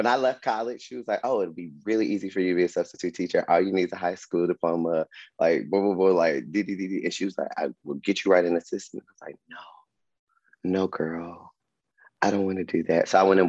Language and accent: English; Atlanta, Georgia, United States; and I was from Atlanta, so I could really I knew the little pockets of places where to like hang out